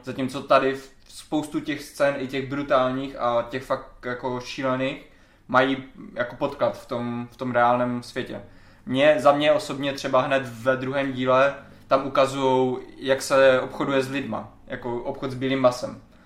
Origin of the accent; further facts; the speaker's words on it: Czechia; first language Czech; náš rodný jazyk